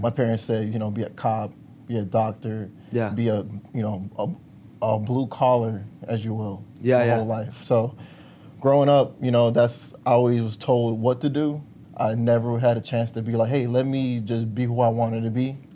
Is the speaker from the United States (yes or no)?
yes; Park Forest, Illinois, United States; I was born in Park Forest, Illinois